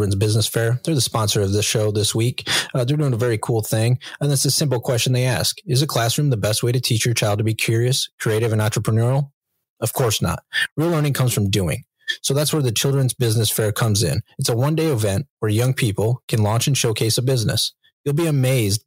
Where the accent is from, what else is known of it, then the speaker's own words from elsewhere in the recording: Western New York, United States; moved away as an adult; now in Bay Area, United States; I'm Western New York, so I have picked up some of the verbiage for sure. I mean, it's been 13 years now